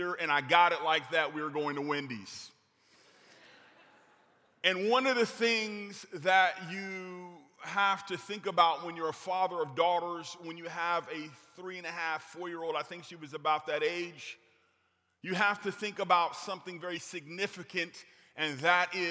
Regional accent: California, United States; now in Grand Rapids, United States; I'm originally from California

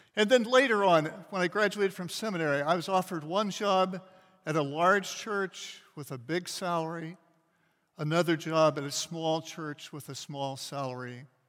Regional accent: Kansas City, United States; I grew up in Kansas City, which is a big city about the size of Indianapolis

